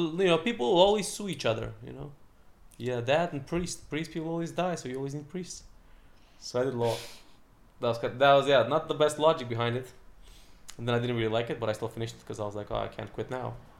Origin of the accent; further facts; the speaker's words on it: Buzău, Buzău County, Romania; moved away as an adult; also born or lived in Manchester, United Kingdom / Estonia / Singapore; I grew up in Romania, like for six years on the country, in the countryside of Romania with my grandparents.